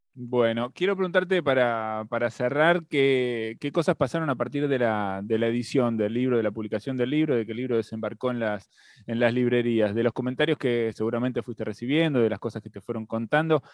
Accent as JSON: {"language": "Spanish", "country": "Argentina", "said": "nuestro país y de nuestra historia como argentinos"}